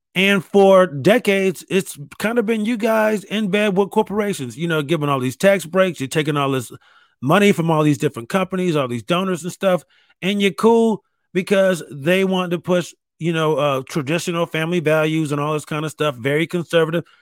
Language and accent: English; New York, United States; I grew up in New York